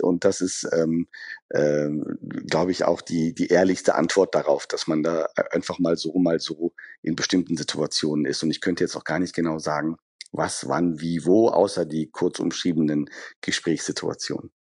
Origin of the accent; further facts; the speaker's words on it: Düsseldorf, North Rhine-Westphalia, Germany; Düsseldorf als meine Heimatstadt